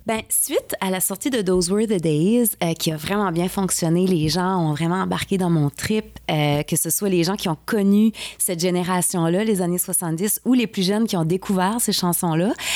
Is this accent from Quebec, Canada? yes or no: no; New Brunswick, Canada; je viens du Nouveau-Brunswick